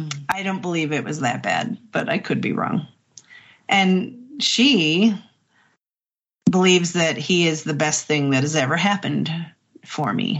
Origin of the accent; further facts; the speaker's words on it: Midwest, United States; We're both from the Midwest